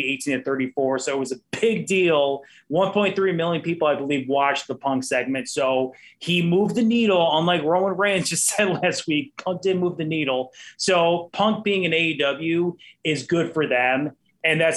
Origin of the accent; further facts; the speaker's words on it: Naperville, Illinois, United States; I'm actually from Naperville, which is a Chicago suburb